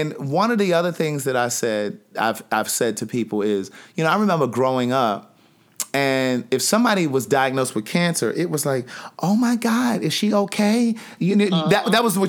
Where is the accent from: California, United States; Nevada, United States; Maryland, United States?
Maryland, United States; I'm from Maryland